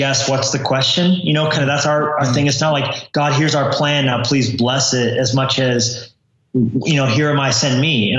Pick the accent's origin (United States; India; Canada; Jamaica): United States; Colorado; also born or lived in New Mexico / California; now in Montana, United States; I grew up in Colorado originally